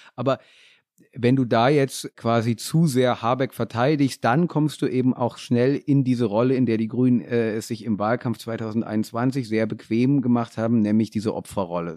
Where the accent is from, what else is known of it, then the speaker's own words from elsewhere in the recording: near Kassel, Hesse, Germany; ich komme auch aus Hessen und da ähm, der Nähe von Kassel.